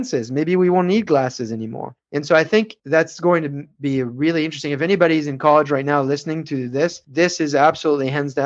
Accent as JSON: {"language": "English", "country": "France", "said": "I'm from France"}